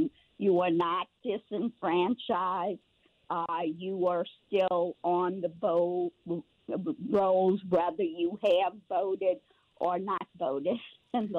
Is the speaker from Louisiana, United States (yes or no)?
yes; New Orleans, Louisiana, United States; I was born in New Orleans at Baptist Hospital.